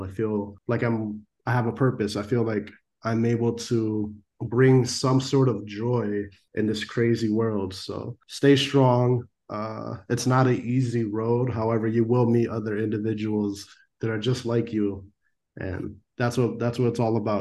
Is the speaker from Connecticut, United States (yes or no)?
yes; Norwalk, Connecticut, United States; I grew up in Norwalk, Connecticut, and I still live here. It's my hometown